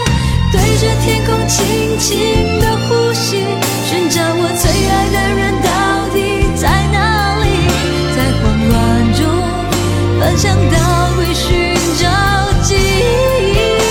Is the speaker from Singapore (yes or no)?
yes; Singapore; 我是来自新加坡的